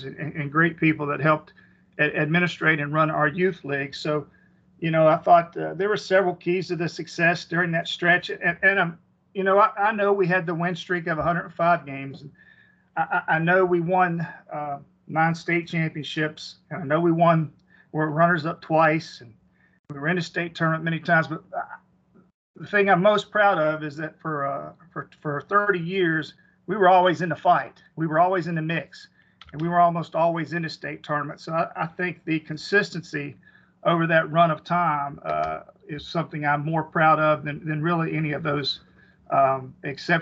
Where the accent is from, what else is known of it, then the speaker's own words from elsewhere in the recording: Hinton, West Virginia, United States; I was from Hinton, West Virginia. Graduated from Hinton High School